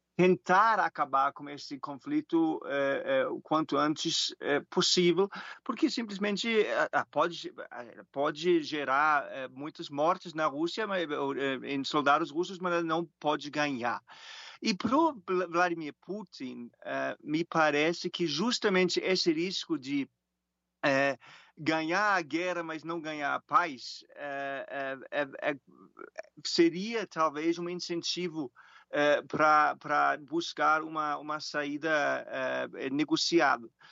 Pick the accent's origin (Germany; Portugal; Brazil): Germany; Portuguese is a second language; moved away; Eu sou alemão